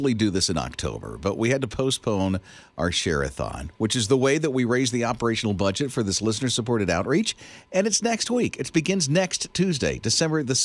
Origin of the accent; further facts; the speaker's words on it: Florida, United States; I grew up in Florida